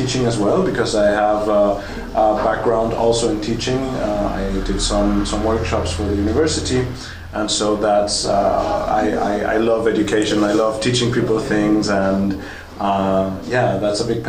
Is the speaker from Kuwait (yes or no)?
no; Colombia; now in Berlin, Germany; I'm originally from Colombia.